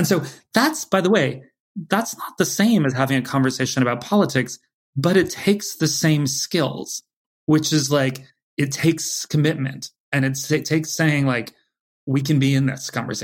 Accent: California, United States; moved away as an adult; now in New York, United States; from California

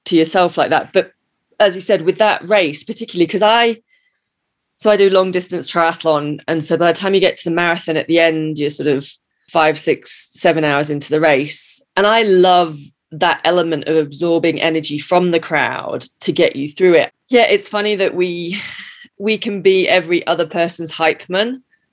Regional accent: United Kingdom; now in United States; I'm the British cynic. I'm in America

